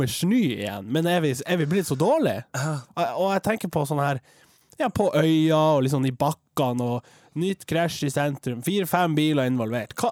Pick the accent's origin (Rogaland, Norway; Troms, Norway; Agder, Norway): Troms, Norway; Tromsø; Jeg er fra Tromsdalen